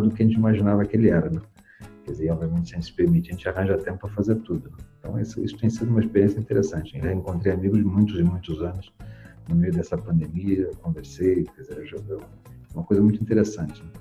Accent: São Paulo, Brazil; also born or lived in Curitiba; now in Campinas, Brazil; eu, sou de São Paulo, morei muitos anos em Curitiba, agora estou em Campinas

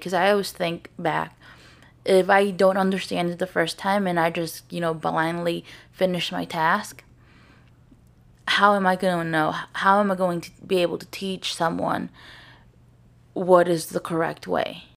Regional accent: St. Louis, Missouri, United States; I'm from Saint Louis, I'm from Baldwin

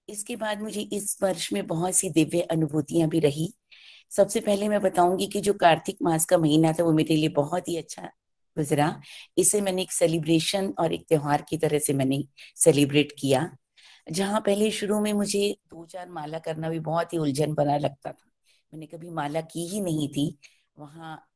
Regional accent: Delhi, India; दिल्ली से हूँ

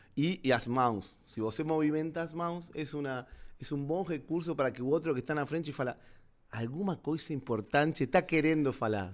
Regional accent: Argentina; Portuguese is a second language; moved away as an adult; now in Brazil; sou argentino.

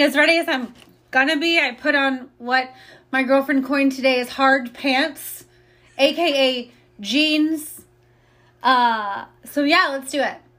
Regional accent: Indiana, United States; moved away as an adult; now in Austin, United States; I'm originally from Indiana. I've been um, in Austin for about 12 years

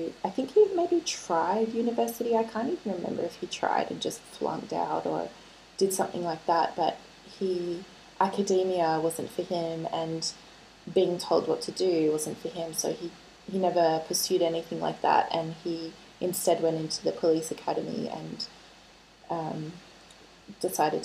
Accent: Melbourne, Victoria, Australia; I grew up in Melbourne with her

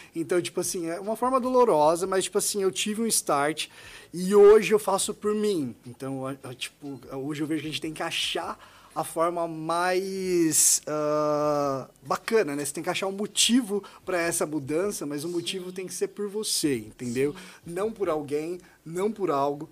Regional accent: Goiás, Brazil; moved away as an adult; also born or lived in Marília, São Paulo; now in São Paulo, Brazil; eu sou de Goiás, tá? Eu vim de Goiás, me formei no interior de São Paulo

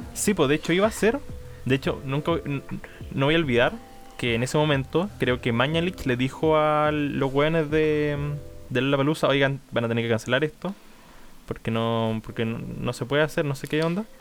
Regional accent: Portezuelo, Ñuble, Chile; also born or lived in Chillán; yo soy de, de Portezuelo, cerca de Chillán, y estudié en Chillán

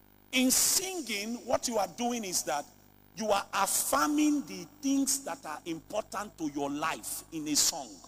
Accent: Lagos, Nigeria; I grew up in Lagos

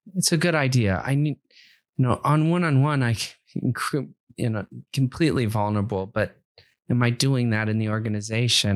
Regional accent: Akron, Ohio, United States; I'm from the Midwest. I'm from Akron, Ohio

